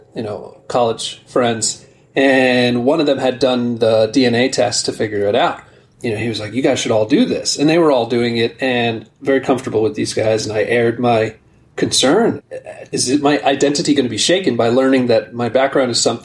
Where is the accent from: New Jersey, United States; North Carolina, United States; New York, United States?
New Jersey, United States; Newark; I was born in Newark, New Jersey